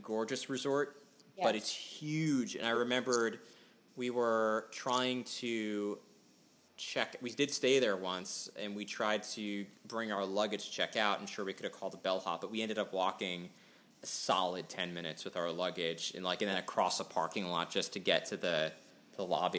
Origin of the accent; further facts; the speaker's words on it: New York, United States; growing up in New York and being in New York